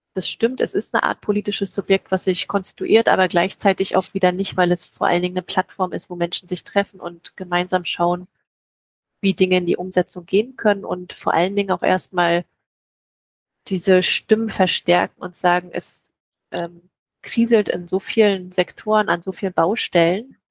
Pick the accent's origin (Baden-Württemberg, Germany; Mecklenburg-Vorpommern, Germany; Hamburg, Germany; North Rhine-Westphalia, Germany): Mecklenburg-Vorpommern, Germany; near Schwerin; moved away as an adult; also born or lived in Leipzig / Potsdam / Budapest; Ich komme aus der Nähe von Schwerin, bin also Mecklenburgerin